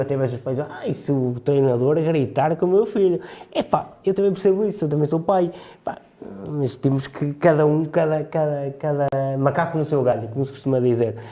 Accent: Trás-os-Montes, Portugal; como transmontano

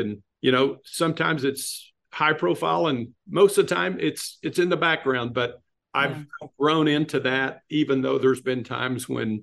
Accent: West Texas, United States; moved away as an adult; also born or lived in Southern California; I grew up in West Texas in a very fundamental church

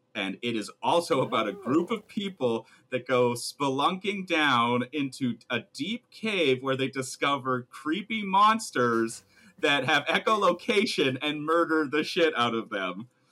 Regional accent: Canada; we're too Canadian

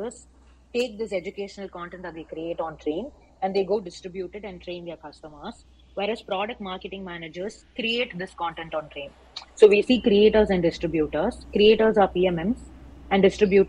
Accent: Chidambaram, Tamil Nadu, India; I come from Chidambaram, and since it's more of a rural setting

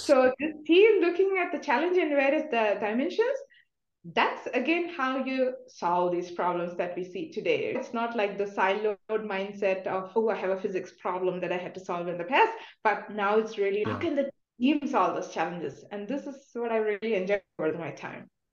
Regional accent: India; moved away; I'm coming from India

